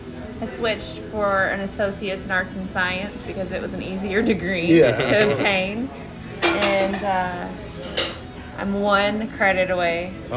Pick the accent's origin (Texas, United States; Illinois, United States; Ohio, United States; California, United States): Texas, United States; Arlington; also born or lived in Newcastle, Oklahoma; now in Pauls Valley, United States; I grew up in Texas, in Arlington.